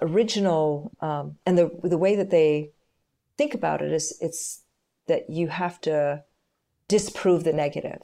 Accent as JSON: {"language": "English", "country": "Canada", "tie": "born or raised there", "moved": "yes", "lives_now": "Israel", "said": "I was born in Canada"}